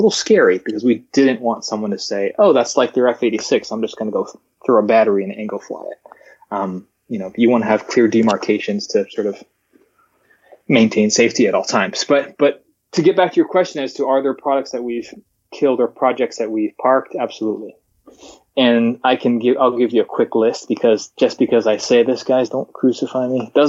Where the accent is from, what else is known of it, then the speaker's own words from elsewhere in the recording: Alaska, United States; born there; I forward to my my friends in in Alaska. I was born in Alaska saying